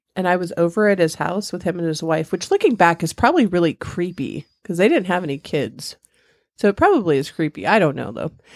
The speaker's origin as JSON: {"language": "English", "town": "San Bernardino", "region": "California", "country": "United States", "tie": "born or raised there", "also_born_or_lived": "Victorville, California / Nevada / Texas / Missouri", "moved": "as an adult", "said": "I grew up in Southern California. San Bernardino"}